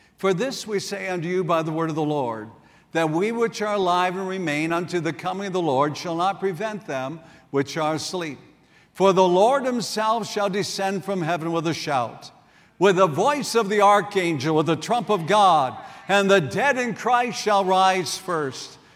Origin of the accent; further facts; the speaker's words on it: South Dakota, United States; moved away; also born or lived in Wisconsin; I grew up in South Dakota, and over the years, I made many trips back there to see my family